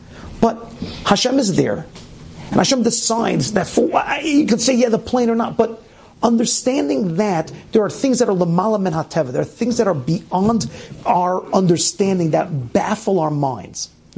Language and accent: English; Scotland, United Kingdom; born there; I was born in Scotland, and as I listened to the news, I felt connected to what had happened